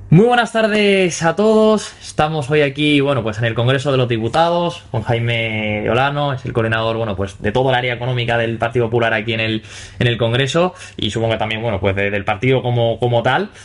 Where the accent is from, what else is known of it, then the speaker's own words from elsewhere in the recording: Villaviciosa, Spain; hablábamos de Villaviciosa, de mi pueblo